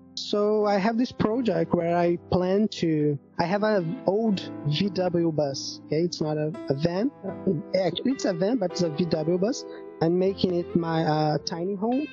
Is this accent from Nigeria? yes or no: no; Belo Horizonte, Minas Gerais, Brazil; English is a second language; now in Rio de Janeiro, Brazil; I'm I'm from Minas Gerais. My my home count, my home city is Belo Horizonte, from the state of Minas Gerais. But I live in Rio de Janeiro